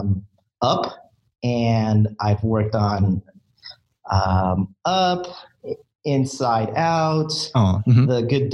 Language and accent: English; San Diego, California, United States; moved away as an adult; also born or lived in Filipino heritage; now in Emeryville, United States; I'm originally from San Diego